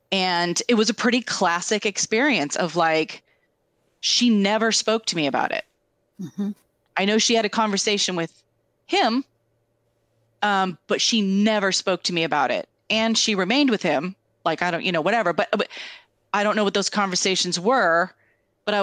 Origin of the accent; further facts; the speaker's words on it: Tri-Cities, United States; we grew up together in the Tri-Cities.